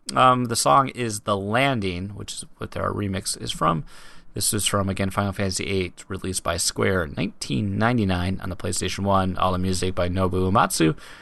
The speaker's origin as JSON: {"language": "English", "country": "United States", "said": "I'm an American"}